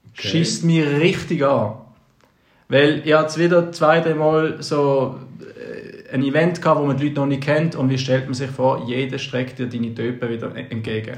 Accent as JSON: {"language": "German", "town": "Basel", "region": "Basel-Stadt", "country": "Switzerland", "tie": "born or raised there", "said": "bei uns in Basel, während dem Gimmi"}